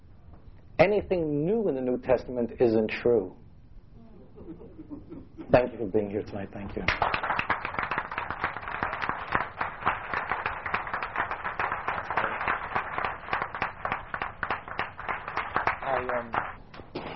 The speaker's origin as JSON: {"language": "English", "town": "New York City", "region": "New York", "country": "United States", "said": "I'm from Brooklyn, so when I went to Great Neck"}